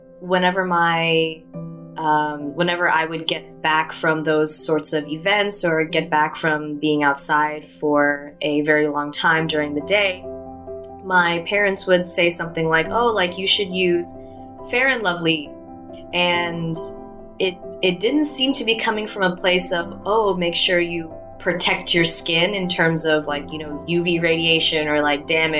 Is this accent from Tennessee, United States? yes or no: yes; Athens, Tennessee, United States; moved away as an adult; in my hometown, it was mostly a white American population